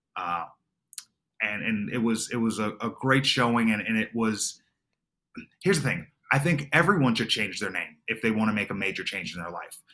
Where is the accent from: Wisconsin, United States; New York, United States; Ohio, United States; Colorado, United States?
New York, United States; Long Island; I grew up in Long Island, New York